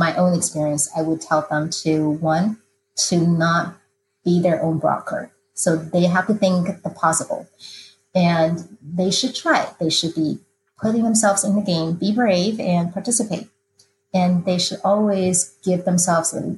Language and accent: English; Taiwan; moved away as an adult; now in United States; I grew up in Taiwan, and I came to the United States after undergraduate degree was accomplished